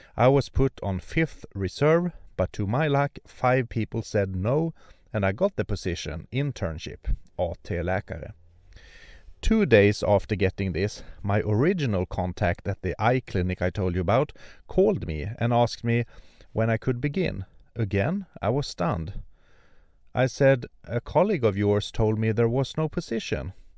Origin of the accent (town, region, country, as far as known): Sweden; born or raised there; also born or lived in Örnsköldsvik, Sweden